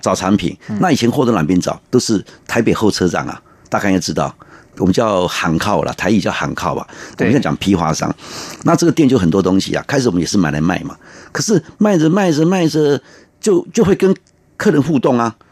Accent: Taiwan; 我们台湾人哈，真的是诚实啦，哈，努力

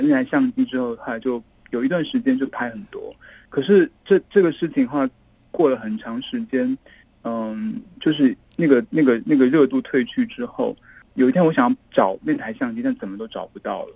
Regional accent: Yangzhou, Jiangsu, China; moved away; also born or lived in Beijing / Taiwan; 因为我在这里长大嘛，然后在北京念书，我到台湾之后

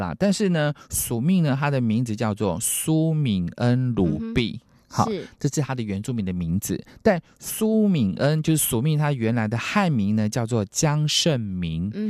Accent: Jinlun, Taitung County, Taiwan; 那因为我们金轮呢有跟卑南族，其实，在卑南族那时候，呃，所谓卑南王他的势力蛮大的，所以我们台东这边的排湾族其实有很多跟卑南有点影响

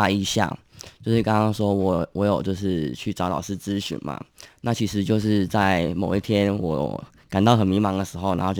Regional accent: Kaohsiung, Taiwan; 我是高雄人。

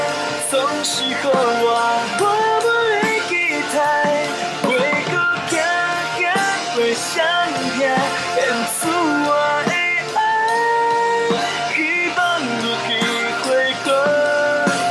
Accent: Hsinchu County, Taiwan; accent: Hsinchu Hailu Hakka; first language Hakka; Chinese is a second language; 呃，我是新竹海陆腔。

